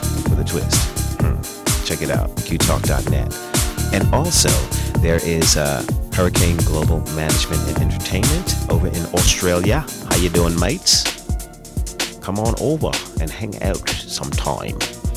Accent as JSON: {"language": "English", "town": "New York City", "region": "New York", "country": "United States", "said": "I'm from Fort Greene. You know, I was on the other side of the park, you know, with Avenue Kings and Queens."}